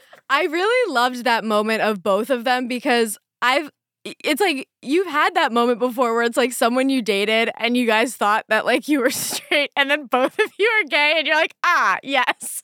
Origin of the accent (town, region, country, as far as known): Pennsylvania, United States; born or raised there